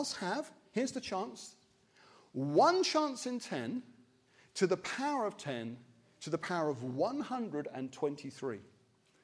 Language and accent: English; Wimbledon, London, United Kingdom; I'm from Wimbledon